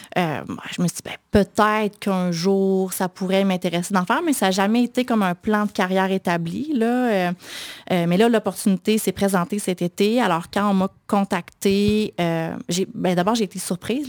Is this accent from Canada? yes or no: yes; Quebec City, Quebec, Canada; J'ai grandi à Sillery